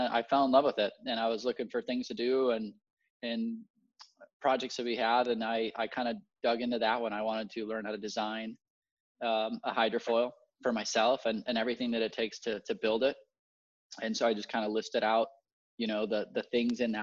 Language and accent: English; Puerto Rico; I was born and raised in Puerto Rico